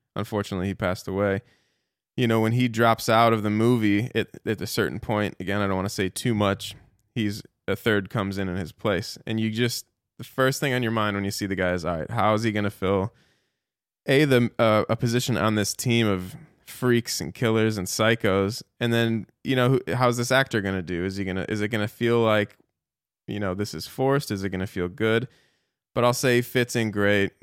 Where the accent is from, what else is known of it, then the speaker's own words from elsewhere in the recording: Chicago, Illinois, United States; now in Dallas, United States; I grew up in Chicago